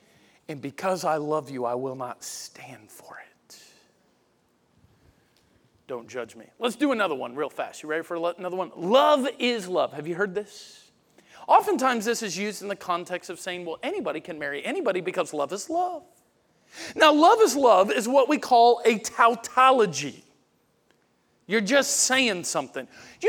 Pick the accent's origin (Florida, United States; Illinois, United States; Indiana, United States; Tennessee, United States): Florida, United States; Pensacola; I'm from Florida, Pensacola.